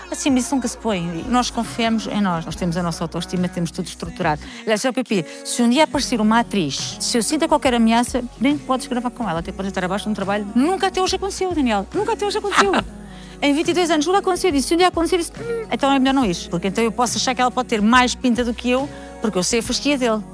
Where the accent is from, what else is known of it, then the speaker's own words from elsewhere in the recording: Queijas, Lisbon, Portugal; eu tive uma infância espetacular, porque fui criada em Queijas, uma vilazinha